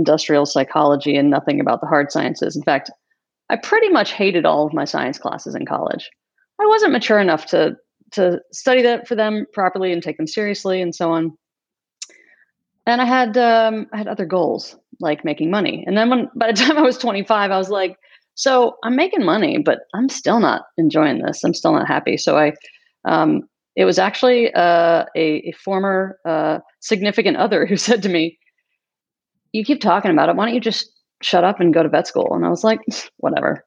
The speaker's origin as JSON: {"language": "English", "region": "the South", "country": "United States", "tie": "born or raised there", "also_born_or_lived": "Kentucky / Georgia", "said": "I grew up in Kentucky and Georgia, surrounded by animals"}